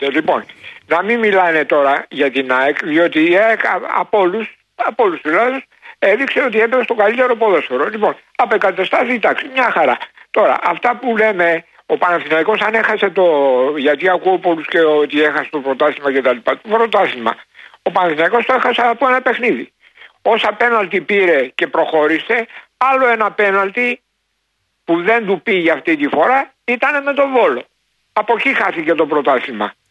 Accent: Istanbul, Turkey; now in Greece; εγώ είμαι και από την Κωνσταντινούπολη

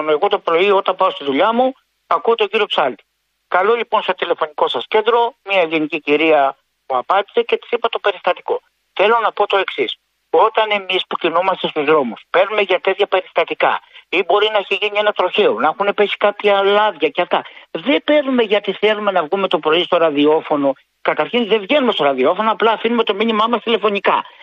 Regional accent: Corinth, Peloponnese, Greece; εγώ είμαι από Κόρυθο ε, και εγώ το έβλεπα στην τηλεόραση.

